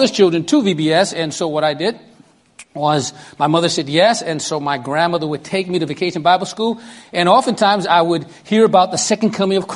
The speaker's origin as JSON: {"language": "English", "town": "New York City", "region": "New York", "country": "United States", "tie": "born or raised there", "accent": "Brooklyn", "said": "I'm 11 years old, and I think you can tell by the accent, I'm from Brooklyn, New York"}